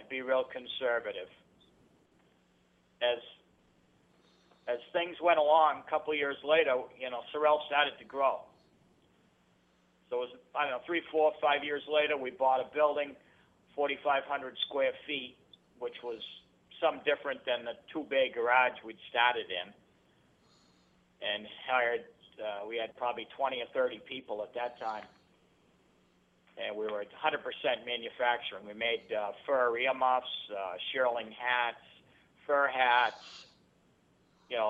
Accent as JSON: {"language": "English", "town": "Fitzwilliam", "region": "New Hampshire", "country": "United States", "tie": "born or raised there", "said": "born and brought up in Fitzwilliam, New Hampshire, a small town of 1,000 people"}